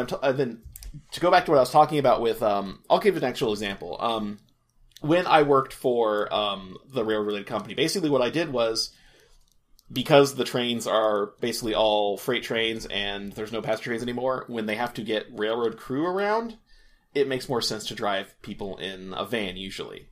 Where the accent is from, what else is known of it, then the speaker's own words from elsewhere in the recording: Topeka, Kansas, United States; moved away; I'm originally from Kansas, and Topeka